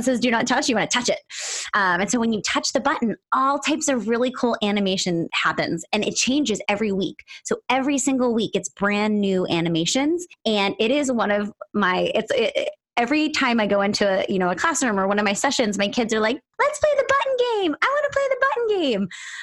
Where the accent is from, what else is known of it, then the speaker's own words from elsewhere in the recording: Philadelphia, Pennsylvania, United States; moved away; Philadelphia, my hometown